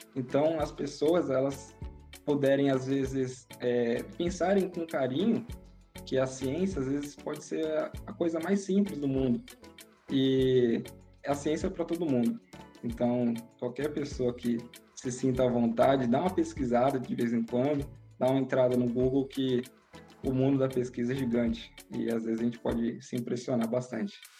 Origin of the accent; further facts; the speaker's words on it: São Paulo, Brazil; eu cresci e sou de São Paulo